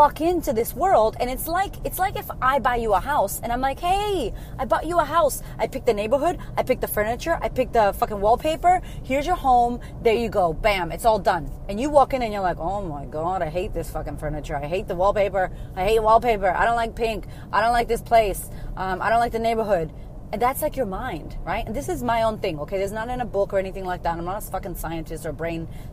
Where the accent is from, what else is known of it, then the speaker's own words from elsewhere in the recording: Framingham, Massachusetts, United States; also born or lived in Boston, Massachusetts; Where I grew up is Framingham, Massachusetts